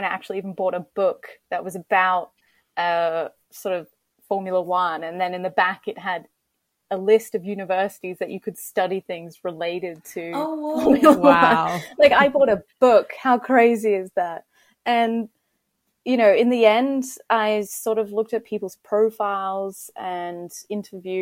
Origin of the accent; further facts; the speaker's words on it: Melbourne, Victoria, Australia; moved away; as a kid, I grew up in Melbourne in Australia